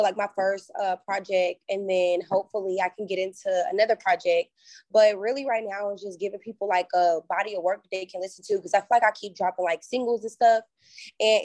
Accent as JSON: {"language": "English", "country": "United States", "tie": "born or raised there", "moved": "yes", "lives_now": "Atlanta, United States", "said": "my hometown of Carolina"}